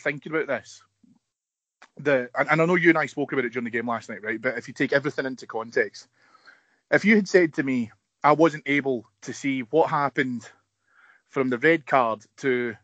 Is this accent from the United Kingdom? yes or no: yes; Scotland, United Kingdom; As a Scottish footballing public